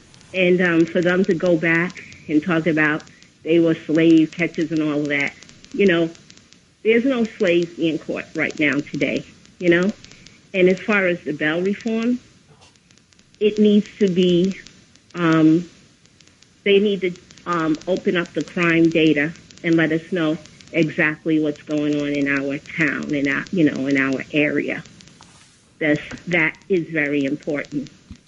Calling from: Queens, New York, United States; Hi, I'm calling from Queens.

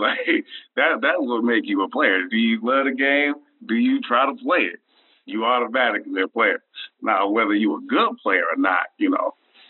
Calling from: Memphis, Tennessee, United States; I'm calling down from the Bluffs, Memphis, Tennessee.

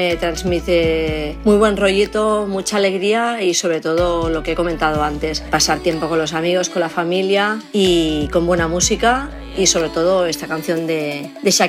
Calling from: Caldes de Montbui, Catalonia, Spain; de Caldas de Monbuy.

